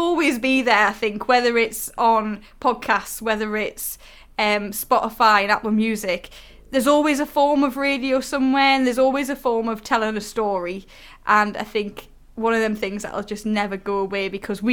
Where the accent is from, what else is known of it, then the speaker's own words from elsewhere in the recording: the North East, North East England, United Kingdom; I'm from the Northeast and it's my accent